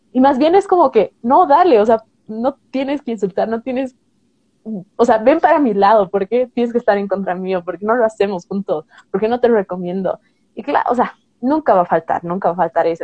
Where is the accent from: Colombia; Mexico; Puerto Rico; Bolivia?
Bolivia; soy una chica boliviana de, 27 años